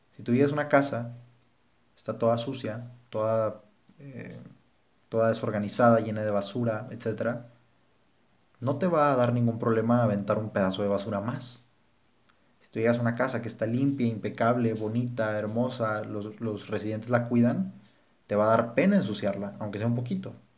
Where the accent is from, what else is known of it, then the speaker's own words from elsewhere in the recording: Mexico; quiénes somos como mexicanos